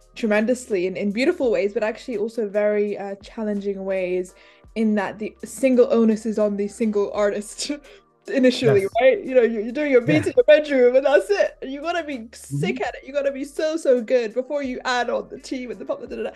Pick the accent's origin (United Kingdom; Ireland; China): United Kingdom; London; I'm from London